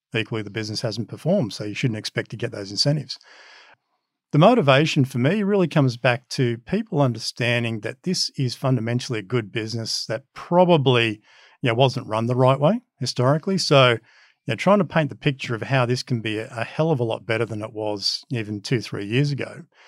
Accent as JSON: {"language": "English", "town": "Wollongong", "region": "New South Wales", "country": "Australia", "tie": "born or raised there", "also_born_or_lived": "Bitola, North Macedonia", "second_language": "English", "moved": "as an adult", "said": "Grew up in Wollongong, so we came straight to Wollongong, and basically I lived there till mid to late twenties."}